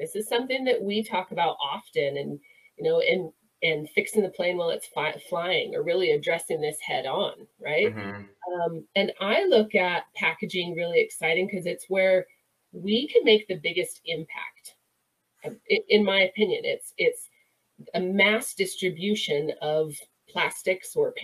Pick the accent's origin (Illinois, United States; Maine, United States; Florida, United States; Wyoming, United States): Wyoming, United States; I'm from Wyoming